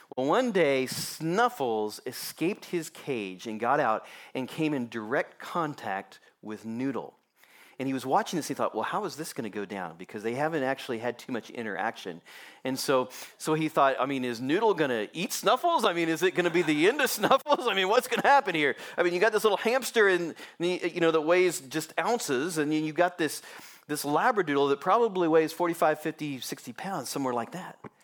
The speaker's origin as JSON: {"language": "English", "town": "Kansas City", "region": "Missouri", "country": "United States", "tie": "born or raised there", "said": "I was born and raised in Kansas City"}